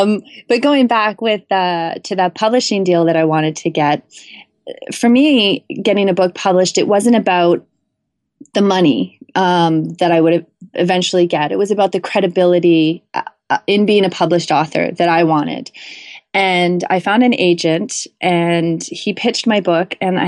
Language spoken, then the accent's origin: English; Canada; So as a Canadian, getting a US book deal was a big deal.